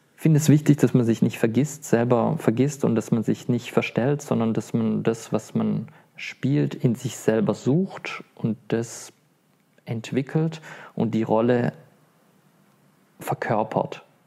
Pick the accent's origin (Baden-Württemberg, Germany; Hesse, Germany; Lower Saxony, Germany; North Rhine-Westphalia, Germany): Baden-Württemberg, Germany; Stuttgart; in Stuttgart, meine Heimat